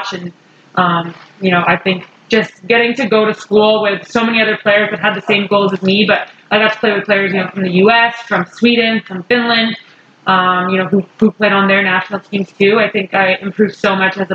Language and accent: English; Toronto, Ontario, Canada; I grew up in Toronto